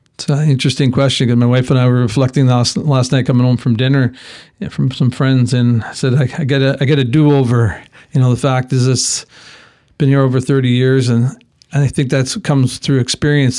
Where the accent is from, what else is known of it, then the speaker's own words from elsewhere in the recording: Alberta, Canada; moved away as an adult; now in Kelowna, Canada; I come from Alberta originally, been here over, like I mentioned, over 32 years